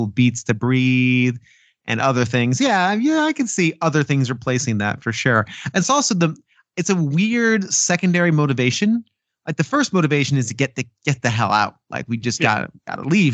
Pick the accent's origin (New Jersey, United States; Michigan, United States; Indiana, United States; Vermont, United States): New Jersey, United States; also born or lived in New York; now in Austin, United States; I grew up in New Jersey